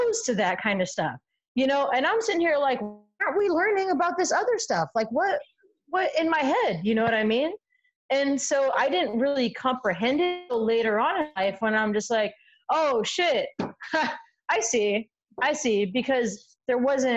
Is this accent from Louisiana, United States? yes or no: no; San Diego, California, United States; I grew up in San Diego, but I also grew up in different neighborhoods